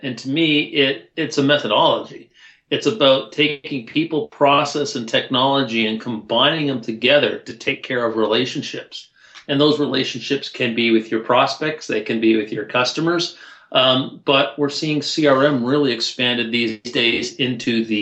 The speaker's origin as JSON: {"language": "English", "town": "Toronto", "region": "Ontario", "country": "Canada", "said": "I'm from Toronto"}